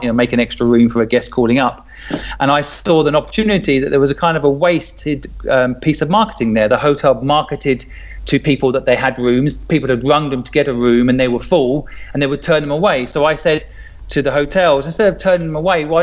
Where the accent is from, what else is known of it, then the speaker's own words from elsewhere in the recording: a small town in England, United Kingdom; moved away as an adult; also born or lived in Hong Kong; I grew up in Sydney. It's a small town in England.